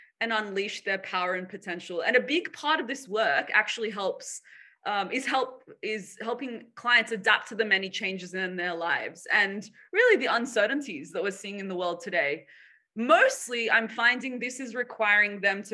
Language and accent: English; Sydney, New South Wales, Australia; moved away as an adult; also born or lived in Boston / San Francisco; I was born and raised here in Sydney, where I'm currently based